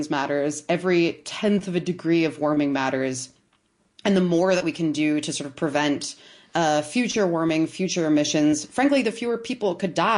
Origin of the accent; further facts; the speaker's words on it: Towson, Maryland, United States; I grew up in Towson